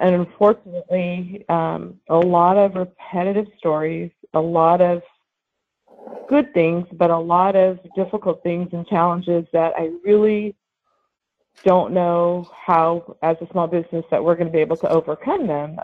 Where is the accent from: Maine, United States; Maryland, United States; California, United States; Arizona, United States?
California, United States; Lemoore; I'm Central Valley. I grew up in Lemoore, California.